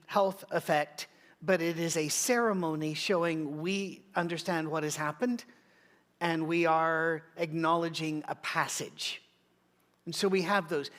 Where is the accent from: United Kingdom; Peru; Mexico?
United Kingdom; I'm British